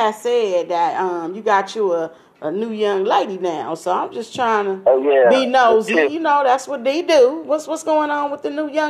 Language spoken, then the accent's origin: English; California, United States; I'm from Cali. I don't know if I have an accent to you